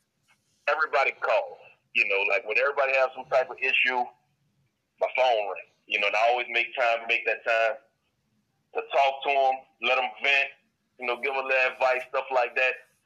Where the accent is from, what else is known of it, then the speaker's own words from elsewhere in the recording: New Orleans, Louisiana, United States; now in Colorado, United States; I grew up in the Seven Ward in the east